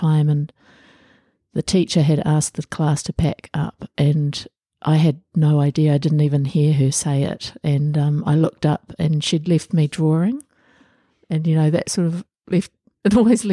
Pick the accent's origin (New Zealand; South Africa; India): New Zealand; Auckland; I was born in Auckland and I've stayed here all my life